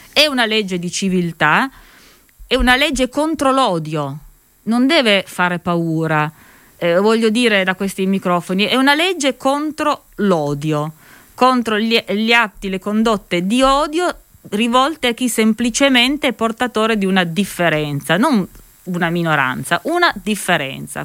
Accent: Turin, Piedmont, Italy; io vengo da Torino

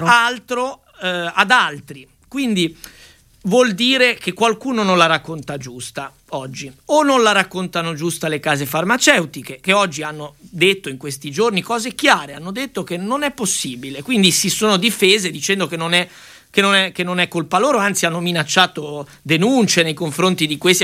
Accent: Liguria, Italy; da Ligure

